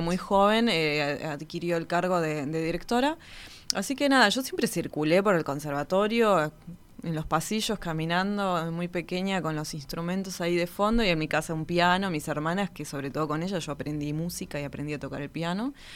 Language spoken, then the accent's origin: Spanish; Río Gallegos, Santa Cruz, Argentina; Yo nací en la ciudad de Río Gallegos, en la provincia de Santa Cruz, al sur de Argentina, hmm. Patagonia pura.